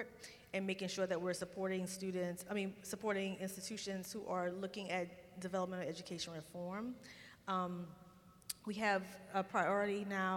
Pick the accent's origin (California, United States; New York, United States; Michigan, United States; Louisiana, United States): Louisiana, United States; moved away; I travel a lot to be in my home state, talking to my people